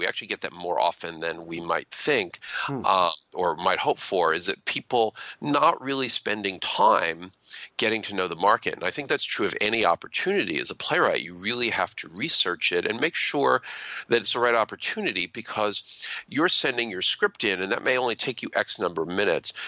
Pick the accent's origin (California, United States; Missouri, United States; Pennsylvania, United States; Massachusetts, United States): Pennsylvania, United States; near Philadelphia; I grew up near Philadelphia